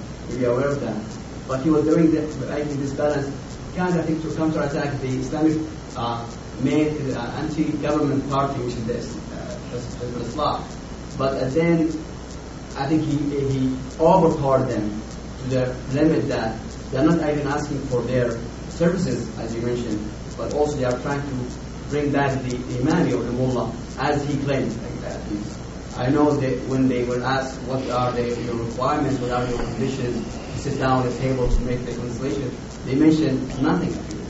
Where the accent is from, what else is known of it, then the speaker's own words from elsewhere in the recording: Aden, Yemen; moved away as an adult; also born or lived in Hadramaut, Yemen / Sana'a, Yemen; I'm from Yemen. I'm a PhD candidate in Mexico and Peace Engineering. I grew up in Hadramaut, the South province, and then I was raised up in Aden, which is the capital, which is the capital of the South of Yemen.